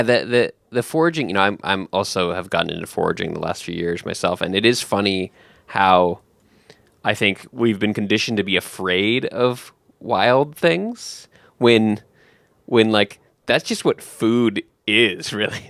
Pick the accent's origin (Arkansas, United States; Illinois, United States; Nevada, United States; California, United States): California, United States; San Diego; moved away; I grew up in California as well, in, in, um, San Diego area